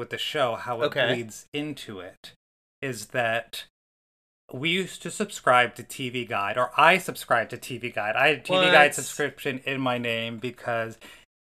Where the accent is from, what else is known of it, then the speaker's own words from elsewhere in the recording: Northeast Ohio, United States; in terms of Northeast Ohio, I grew up in the Malibu